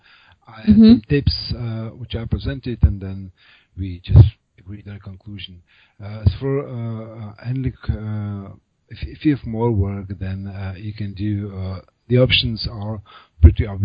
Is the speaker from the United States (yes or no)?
no; Prague, Czechia; first language Czech; English is a second language; I'm native Czech. I was born in Prague, so I have lived here all my life